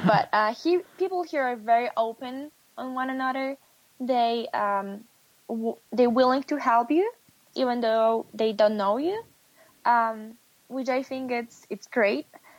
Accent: Poland; English is a second language; did not have that great breakfast like we do in Poland. So that's probably the biggest one that I'm missing from Poland.

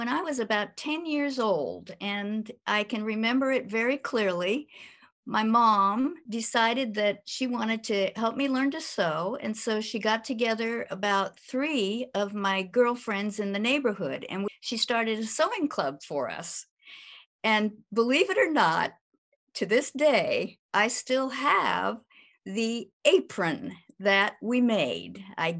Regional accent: San Francisco, California, United States; born there; now in Virginia, United States; I was born in San Francisco, California. And right now we're living in Virginia.

